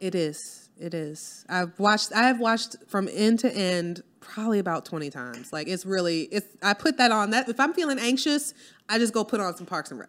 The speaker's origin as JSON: {"language": "English", "town": "New Orleans", "region": "Louisiana", "country": "United States", "moved": "yes", "said": "I'm from New Orleans"}